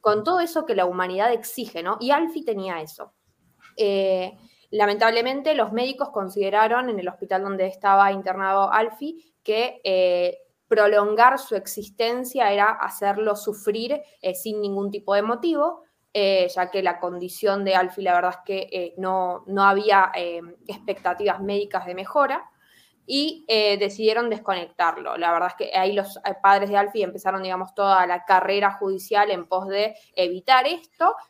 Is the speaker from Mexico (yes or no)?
no; Argentina; soy argentina